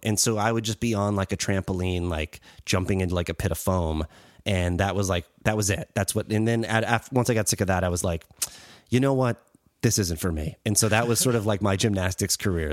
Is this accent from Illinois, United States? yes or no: no; Western Massachusetts, United States; moved away; also born or lived in Springfield, Massachusetts / Holyoke, Massachusetts / Chicopee, Massachusetts / Longmeadow, Massachusetts; Western Mass, where I grew up